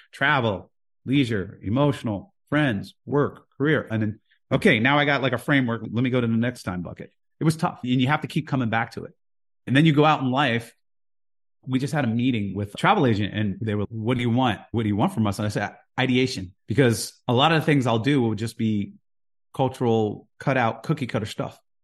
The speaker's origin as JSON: {"language": "English", "town": "Jersey City", "region": "New Jersey", "country": "United States", "tie": "born or raised there", "also_born_or_lived": "Houston, Texas", "moved": "as an adult", "lives_now": "Saint Thomas, US Virgin Islands", "said": "I grew up in Jersey City"}